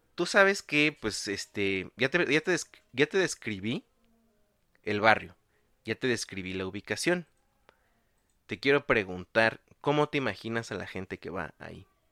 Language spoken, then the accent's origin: Spanish; Mexico City, Mexico; uno como chilango